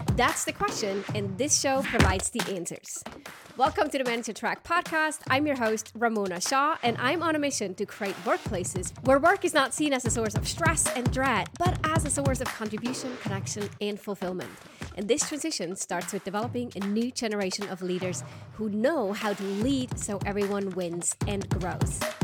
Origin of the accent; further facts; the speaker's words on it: Switzerland; now in United States; I'm right now recording this episode from my hometown, we are spending a bit of time near my parents' house in Switzerland